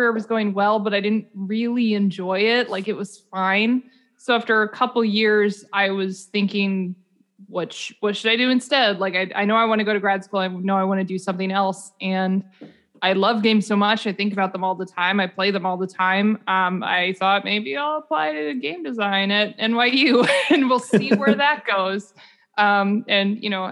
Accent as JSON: {"language": "English", "region": "Indiana", "country": "United States", "said": "I'm from Indiana, from a very practical family"}